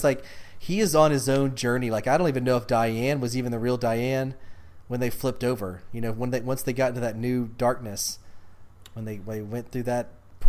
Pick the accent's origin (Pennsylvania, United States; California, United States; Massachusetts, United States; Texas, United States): Texas, United States; I'm from Texas, so yeah, it's in West Texas.